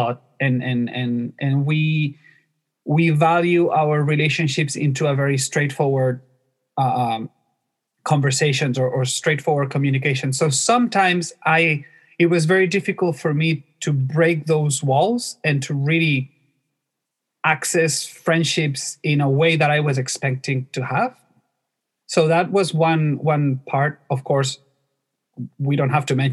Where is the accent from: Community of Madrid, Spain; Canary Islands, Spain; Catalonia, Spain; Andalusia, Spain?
Catalonia, Spain; Barcelona; moved away as an adult; also born or lived in Mie Prefecture, Japan; now in Tokyo, Japan; I'm from Spain, from Barcelona